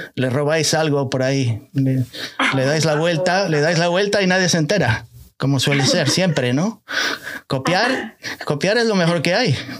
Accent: Spain; now in United States; por ahí, por mi país natal

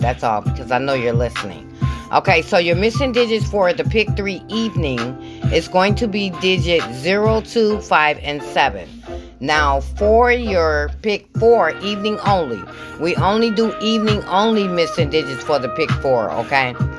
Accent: Michigan, United States; I'm from Michigan

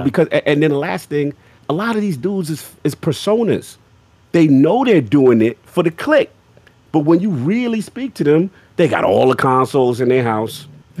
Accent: the South, United States; Because, look, again, I ain't had the easiest background. You know what I'm saying? I'm from the South

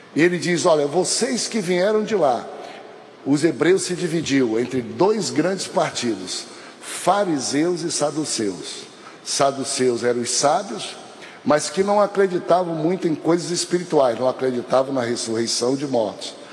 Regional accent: North Region, Brazil; brasileiro como sou, nortista como sou

